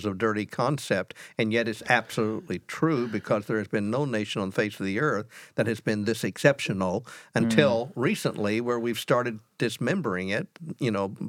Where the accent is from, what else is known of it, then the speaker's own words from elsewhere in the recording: United States; I am an American.